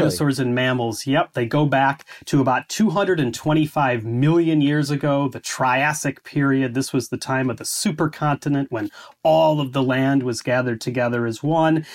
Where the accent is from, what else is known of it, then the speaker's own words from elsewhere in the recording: Chicago, Illinois, United States; moved away as an adult; now in Scotland, United Kingdom; I grew up in the Chicago area